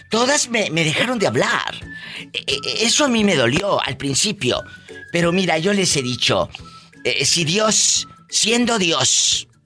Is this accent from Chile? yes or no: no; Villa Guerrero, Jalisco, Mexico; moved away; Sí, sí, yo soy de Villaguerrero.